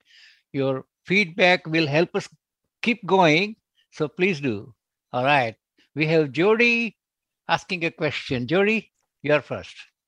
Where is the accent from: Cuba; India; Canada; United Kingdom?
India; moved away; I'm also originally from India